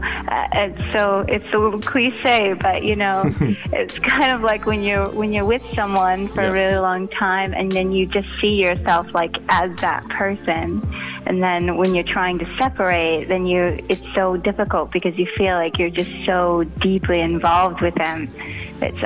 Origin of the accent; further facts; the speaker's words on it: Los Angeles, California, United States; now in Norway; I grew up in East